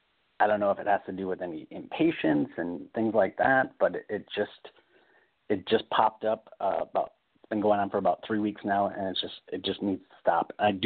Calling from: California, United States; in California.

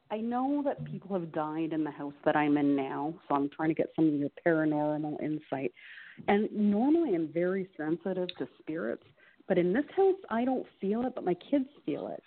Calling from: Ontario, Canada; Ontario. Ontario.

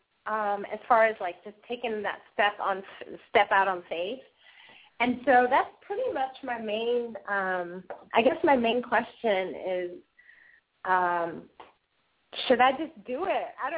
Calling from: Savannah, Georgia, United States; I'm calling from Savannah, Georgia.

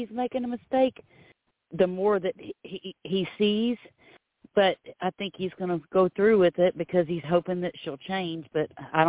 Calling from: Florida, United States; I'm calling from Florida.

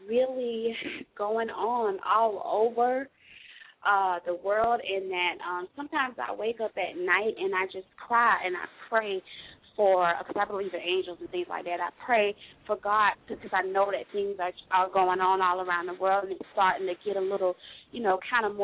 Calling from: Florida, United States; I'm calling from Florida

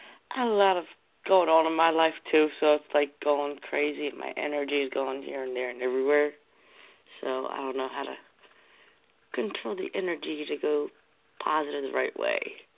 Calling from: New Jersey, United States; New Jersey.

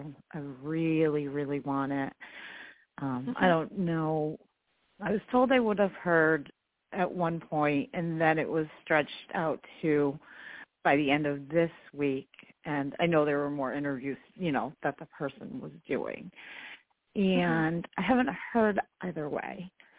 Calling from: New York, United States; I am in New York State.

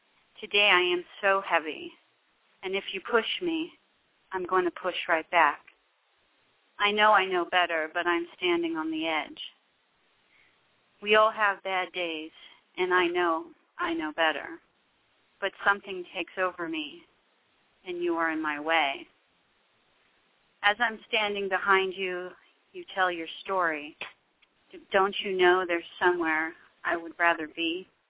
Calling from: Santa Clarita, California, United States; right now, I'm calling from Santa Clarita.

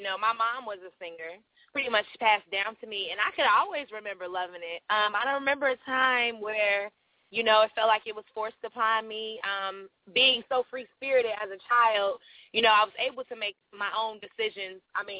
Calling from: Chicago, Illinois, United States; I'm calling from Chicago, the Windy City, right now in 30-something odd degree weather.

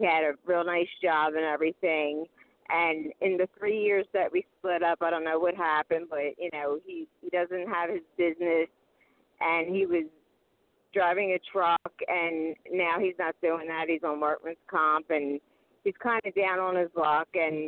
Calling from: Pennsylvania, United States; from Pennsylvania.

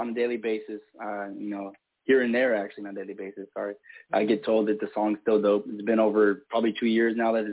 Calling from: Moreno Valley, California, United States; I'm calling from Reno Valley, California.

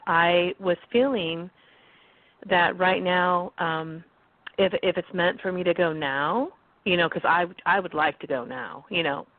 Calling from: California, United States; And I'm calling from California this morning.

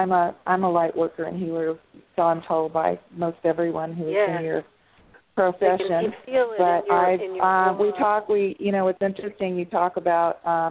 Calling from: California, United States; I'm in San Diego County.

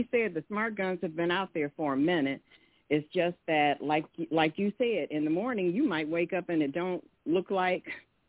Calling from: Detroit, Michigan, United States; from Detroit.

